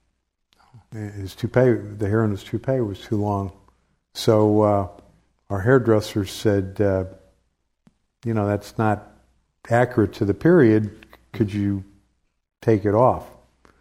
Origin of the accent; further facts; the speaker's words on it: St. Louis, Missouri, United States; I grew up in St. Louis